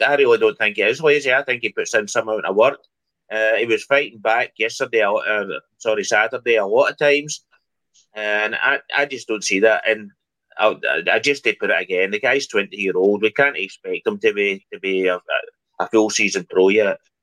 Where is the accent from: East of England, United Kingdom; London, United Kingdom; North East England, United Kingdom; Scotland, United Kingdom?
Scotland, United Kingdom; moved away; I'm away from Scotland for for a long, long time